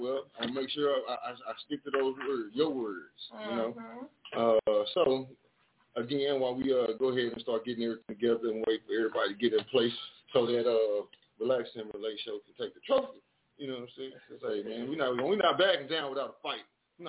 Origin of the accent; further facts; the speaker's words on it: the South, United States; So I'm going to let y'all know I am from the South.